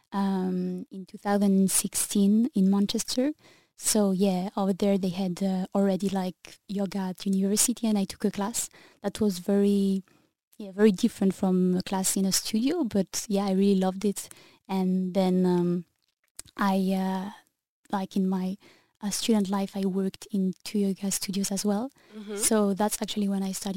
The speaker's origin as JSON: {"language": "English", "town": "Sainte-Maxime", "region": "Provence-Alpes-Côte d'Azur", "country": "France", "tie": "born or raised there", "also_born_or_lived": "Paris / New Zealand", "moved": "as an adult", "lives_now": "Brussels, Belgium", "said": "I come from the south of France, Saint-Maxime actually, which is between Marseille and Nice"}